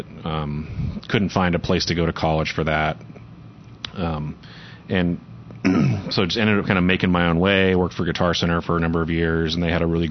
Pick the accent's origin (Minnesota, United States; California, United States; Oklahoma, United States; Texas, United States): Oklahoma, United States; Moore; I grew up in Moore, which is just south suburb of here.